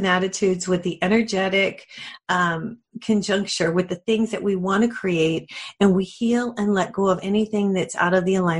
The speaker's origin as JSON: {"language": "English", "region": "New Mexico", "country": "United States", "said": "I'm from New Mexico"}